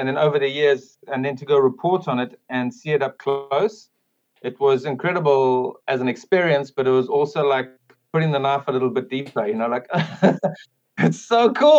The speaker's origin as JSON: {"language": "English", "town": "Kloof", "region": "KwaZulu-Natal", "country": "South Africa", "tie": "born or raised there", "also_born_or_lived": "London", "moved": "yes", "lives_now": "North Wales, United Kingdom", "said": "I grew up outside Durban in a small little town called Kloof."}